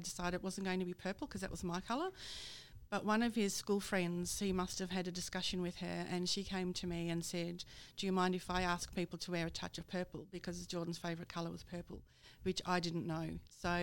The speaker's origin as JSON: {"language": "English", "country": "Netherlands", "tie": "born or raised there", "moved": "yes", "lives_now": "Australia", "said": "I'm from Holland, so I'm Dutch"}